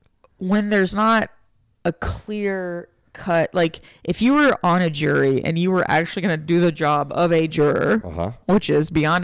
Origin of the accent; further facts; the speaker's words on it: Bay City, Texas, United States; moved away; That was from Bay City, Texas, where I grew up.